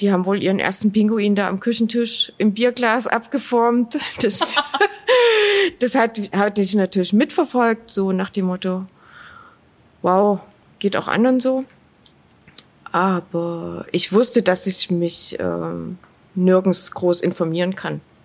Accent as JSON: {"language": "German", "town": "Dresden", "region": "Saxony", "country": "Germany", "tie": "born or raised there", "said": "Ich bin in Dresden aufgewachsen und ich bin sehr gerne hier."}